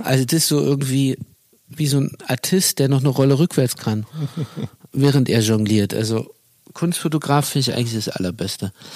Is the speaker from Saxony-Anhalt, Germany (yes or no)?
no; Berlin, Germany; als Berliner